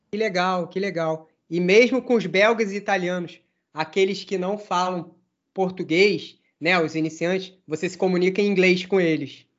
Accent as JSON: {"language": "Portuguese", "region": "Rio de Janeiro", "country": "Brazil", "said": "Eu sou do Rio de Janeiro. Ou seja, a Laila é paulista e eu sou carioca"}